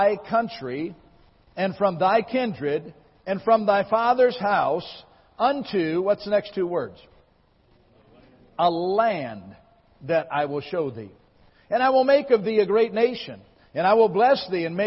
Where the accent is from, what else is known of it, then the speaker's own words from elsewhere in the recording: Michigan, United States; moved away as an adult; now in Lawrence, Kansas, United States; I was born and raised in Michigan